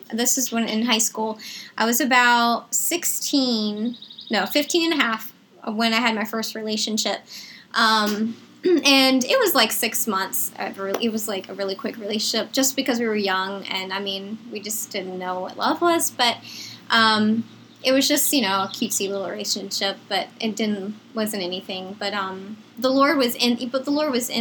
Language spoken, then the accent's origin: English; Chesterfield, Virginia, United States; I grew up in Chesterfield, Virginia.